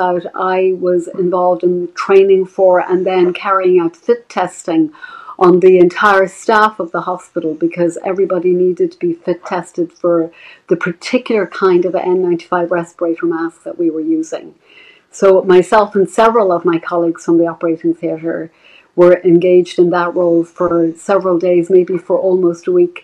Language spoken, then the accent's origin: English; Dublin, Leinster, Ireland; moved away as an adult; now in United States; I'm originally from Dublin. I trained in Ireland and I came to America